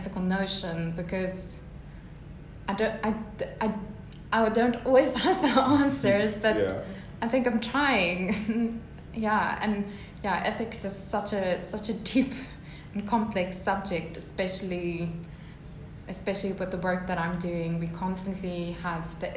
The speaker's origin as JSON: {"language": "English", "country": "South Africa", "said": "being a South African"}